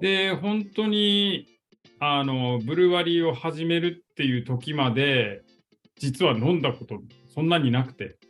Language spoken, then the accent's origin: Japanese; Hanamaki, Iwate, Japan; 生まれも育ちも花巻で